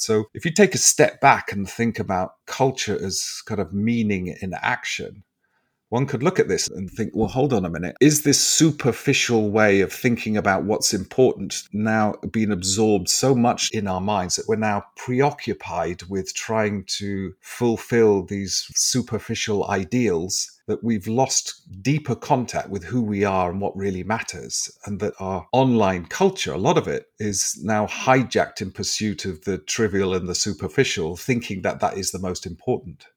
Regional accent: England, United Kingdom; are we so, as English people

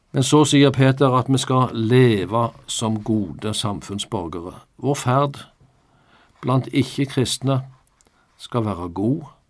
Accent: Norway; Jeg er norsk statsborger, ja, med norsk pass

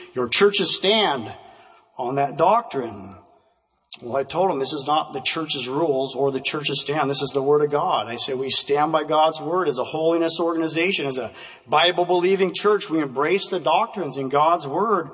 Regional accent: Vancouver, Washington, United States; as a kid growing up in Vancouver, Washington

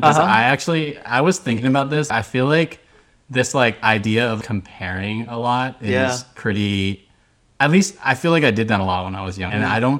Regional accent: Sonoma County, California, United States; now in San Francisco, United States; I'm originally from around here. I'm from Sonoma County, an hour north of SF.

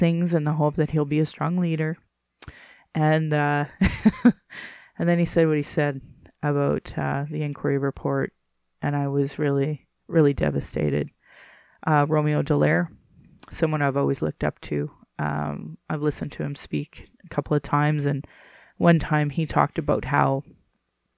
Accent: Central Alberta, Canada; I grew up in Central Alberta, the home of where they would like burn crosses.

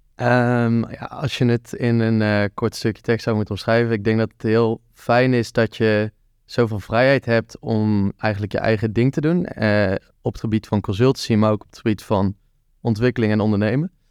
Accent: Tilburg, North Brabant, Netherlands; Ja, ik kom uit Tilburg. Ik ben er ook geboren

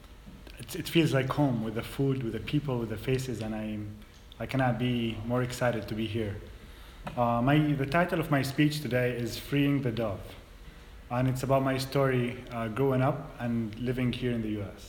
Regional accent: Bethlehem, West Bank, Palestine; moved away as an adult; now in United States; I'm a Muslim, Arab, Palestinian from Bethlehem. I grew up in the Dehesha refugee camp

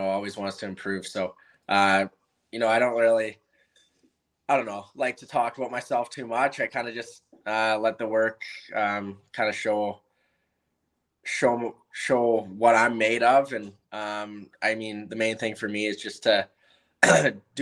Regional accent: Chilliwack, British Columbia, Canada; I'm from Chilliwack

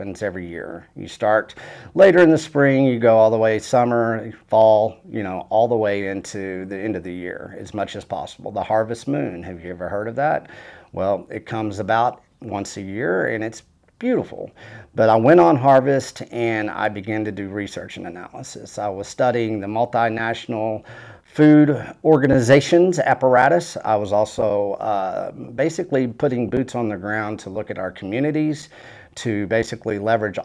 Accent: Canyon, Texas, United States; I basically went to my hometown. That's where I landed after harvest, Canyon, Texas, Randall County.

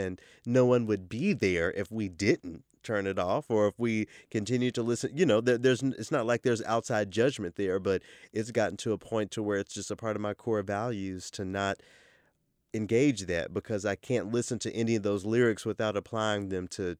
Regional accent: the South, United States; now in Minnesota, United States; I grew up in the South, so I don't mind feeling a little warm.

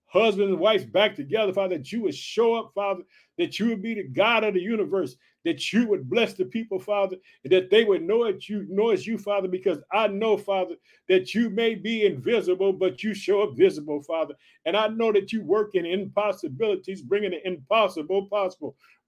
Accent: Illinois, United States; also born or lived in Chicago; my home state, Illinois. I reside in the city of Chicago

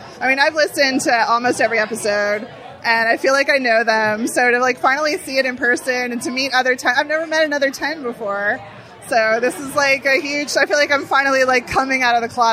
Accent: Long Island, New York, United States; now in Austin, United States; we're originally from Long Island, New York. But we lived in Austin for a long time

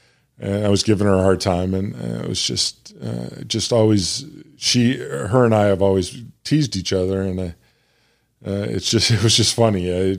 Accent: Bloomington, Illinois, United States; but Illinois State, which was where I grew up in Bloomington Normal, when I went there was 20 or 25,000

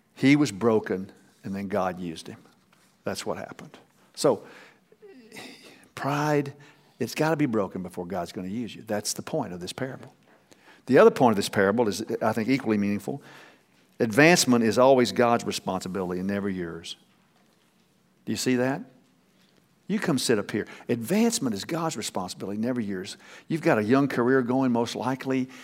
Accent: Texas, United States; I'm from Texas

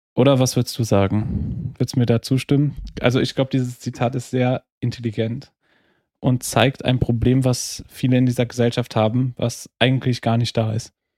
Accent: Trier, Rhineland-Palatinate, Germany; first language German; now in Vienna, Austria; meiner Heimatstadt Trier

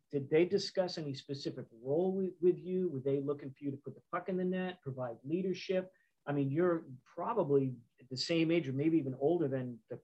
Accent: Boston, Massachusetts, United States; moved away as an adult; now in Tulsa, United States; I grew up in Boston watching the NHL.

